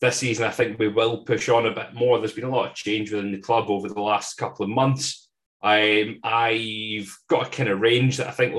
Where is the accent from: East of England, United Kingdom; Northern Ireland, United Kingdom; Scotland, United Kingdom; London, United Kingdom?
Scotland, United Kingdom; accent: Scottish; I am probably the most Scottish person